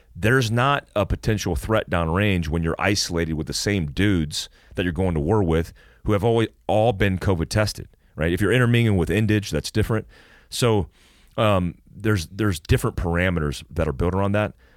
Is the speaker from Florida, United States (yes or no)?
yes; Florida, United States; when I played basketball as a young kid growing up in Florida with all black kids